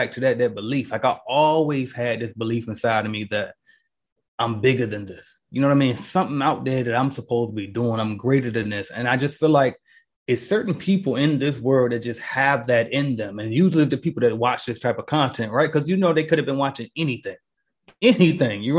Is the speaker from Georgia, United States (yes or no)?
no; Portsmouth, Virginia, United States; moved away; I'm from Portsmouth, Virginia, Pistol City